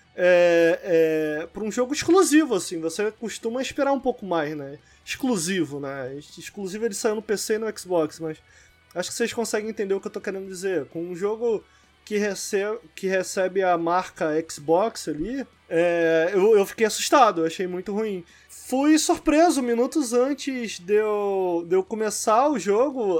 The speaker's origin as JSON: {"language": "Portuguese", "region": "Rio de Janeiro", "country": "Brazil", "said": "Eu sou carioca, entendeu? Eu sou carioca"}